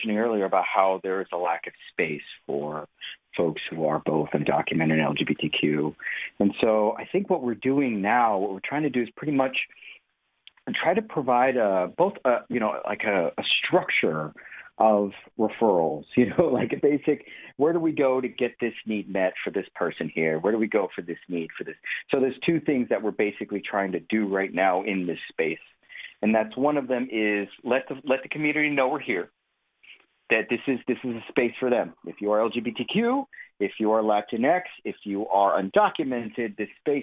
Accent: Stamford, Connecticut, United States; now in Norwalk, United States; I grew up in Stamford, live in Norwalk, still Fairfield County

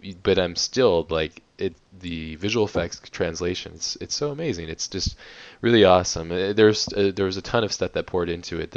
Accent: San Diego, California, United States; here across the pond, basically, in San Diego, my hometown

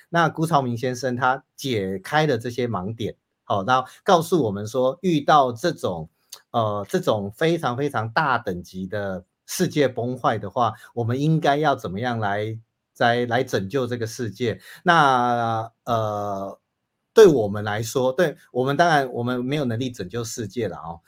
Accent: Taiwan; 我们台湾人

